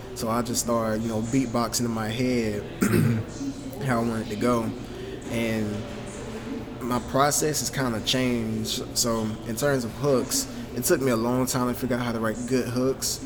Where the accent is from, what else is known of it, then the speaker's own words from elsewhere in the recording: Augusta, Georgia, United States; I grew up in Augusta. Been here my whole life.